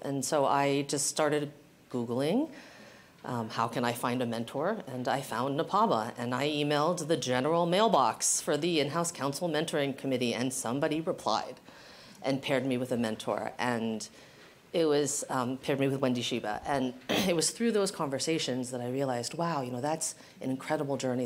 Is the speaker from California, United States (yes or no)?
yes; San Francisco, California, United States; also born or lived in Guam; I consider San Francisco my hometown, uh, but my family was actually living in Guam when I was born. We spent my very young years there. Moved to San Francisco